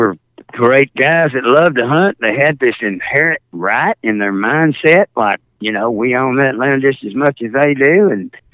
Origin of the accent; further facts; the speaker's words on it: Fort Worth, Texas, United States; I was from Fort Worth, Texas